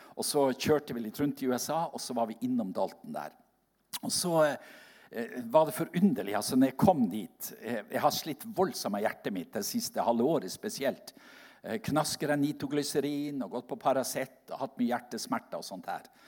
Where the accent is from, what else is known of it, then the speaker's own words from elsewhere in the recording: Seløya, Helgeland coast, Nordland, Norway; moved away; jeg kom ifra, opp fra Seløya på Helgelandskysten